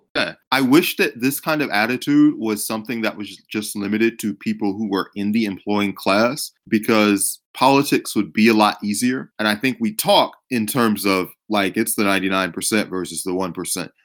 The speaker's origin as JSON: {"language": "English", "region": "Georgia", "country": "United States", "said": "I'm from Georgia"}